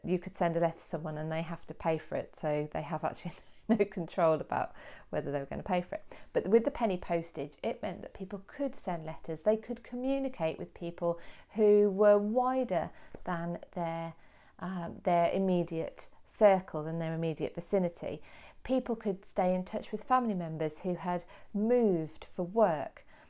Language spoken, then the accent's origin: English; Kidderminster, West Midlands, United Kingdom; my hometown of Kidderminster